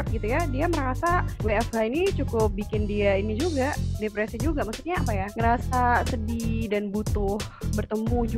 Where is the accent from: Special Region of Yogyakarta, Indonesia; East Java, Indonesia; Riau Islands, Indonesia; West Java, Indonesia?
East Java, Indonesia; Banyuwangi; Kalau asalku itu dari Banyuwangi